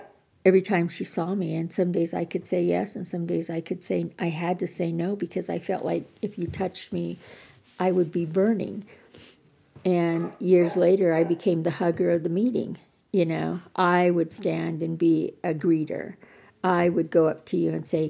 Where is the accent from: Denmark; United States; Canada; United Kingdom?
United States; Montana; I'm from Montana, and being here in Colorado